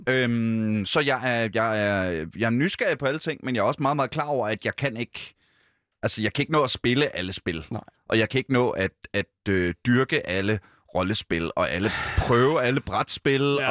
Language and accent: Danish; Ølstykke, Capital Region of Denmark, Denmark; also born or lived in Gribskov; now in Copenhagen, Denmark; jeg er jo, øh, født i Gribskov. Gribskov? Øh, hvad hedder det? Øh, og så, øh, derefter Ølstykke